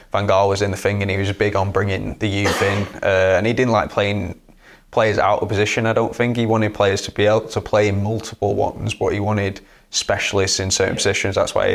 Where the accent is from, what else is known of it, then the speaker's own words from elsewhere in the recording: Preston, North West England, United Kingdom; I was at Preston North End. Obviously, that's my hometown